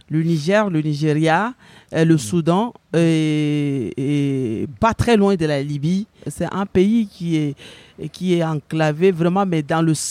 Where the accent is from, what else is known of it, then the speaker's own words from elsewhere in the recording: Chad; also born or lived in France; now in Tours, France; Je viens du Tchad.